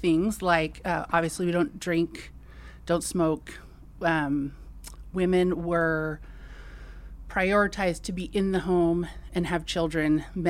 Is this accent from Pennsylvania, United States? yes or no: no; California, United States; So I grew up in the Bay Area, Silicon Valley.